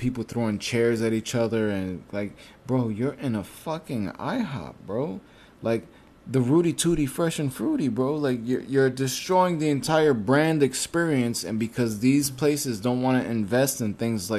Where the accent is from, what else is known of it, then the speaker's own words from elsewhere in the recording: New York City, New York, United States; I'm from Brooklyn